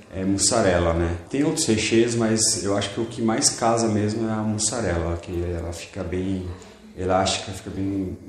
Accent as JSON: {"language": "Portuguese", "town": "Mauá", "region": "São Paulo", "country": "Brazil", "tie": "born or raised there", "said": "eu sou de Mauá, né? Criado em Mauá"}